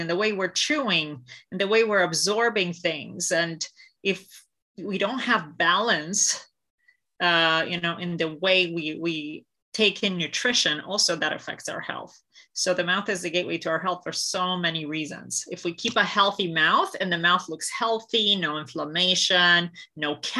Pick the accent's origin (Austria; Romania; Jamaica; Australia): Romania; moved away; I grew up in Romania